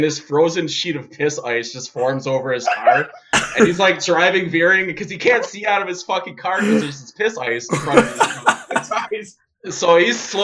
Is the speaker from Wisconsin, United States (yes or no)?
yes; Wisconsin, United States; moved away; I'm actually from Wisconsin originally.